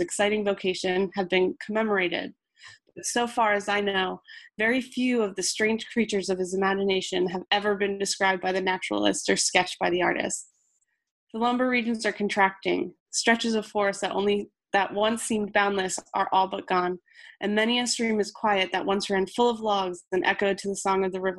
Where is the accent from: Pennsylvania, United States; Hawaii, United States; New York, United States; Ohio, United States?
Pennsylvania, United States; the Poconos; I'm from the Poconos